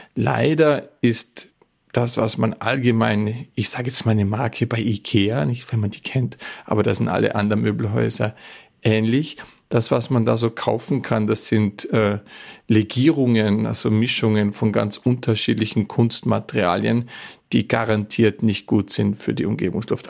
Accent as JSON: {"language": "German", "area": "Bregenz Forest", "region": "Vorarlberg", "country": "Austria", "tie": "born or raised there", "moved": "yes", "said": "der Bregenzer Wald, wo ich herkomme, ist wahrscheinlich das Holzbauzentrum der Welt schlechthin"}